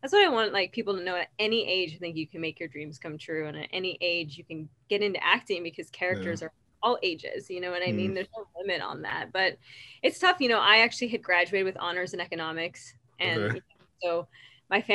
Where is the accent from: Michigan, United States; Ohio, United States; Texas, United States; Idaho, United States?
Idaho, United States; moved away; I'm from Idaho originally